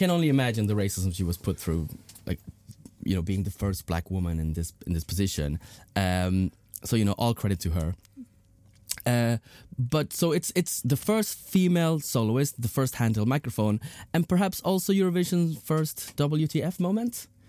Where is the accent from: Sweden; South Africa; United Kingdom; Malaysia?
Sweden; So, like, me as, like a Latin person growing up in Sweden